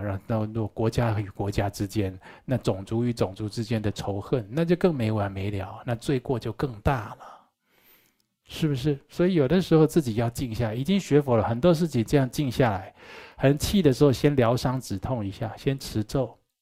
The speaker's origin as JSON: {"language": "Chinese", "town": "Taichung", "country": "Taiwan", "tie": "born or raised there", "said": "我从小住在台中殡仪馆对面，我在那里长大的"}